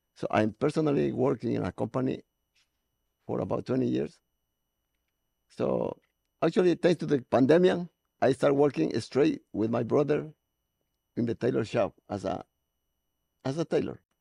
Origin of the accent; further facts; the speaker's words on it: Ecuador; now in Los Angeles, United States; I am from Ecuador, South America